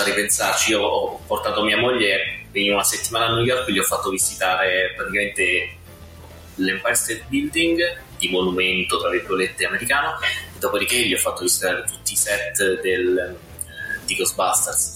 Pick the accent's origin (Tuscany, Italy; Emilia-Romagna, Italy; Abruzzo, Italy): Abruzzo, Italy; io sono abruzzese di nascita